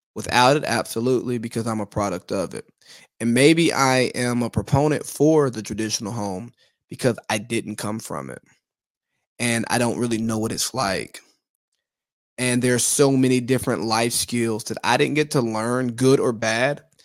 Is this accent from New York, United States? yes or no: no; Georgia, United States; I'm from Georgia, not California